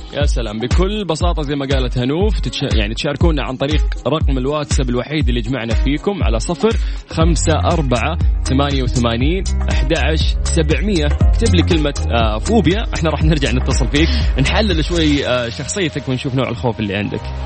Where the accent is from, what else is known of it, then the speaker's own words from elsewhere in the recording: Saudi Arabia; عندنا في المملكه العربيه السعوديه